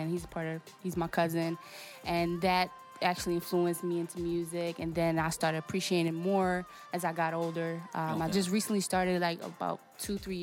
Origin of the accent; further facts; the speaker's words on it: Portugal; first language Portuguese; English is a second language; moved away; I'm originally born and raised in Port, Portugal